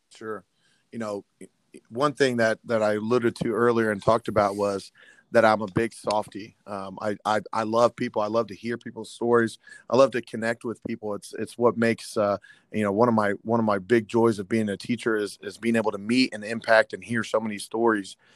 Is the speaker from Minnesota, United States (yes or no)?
no; Terre Haute, Indiana, United States; I was born and raised in Terre Haute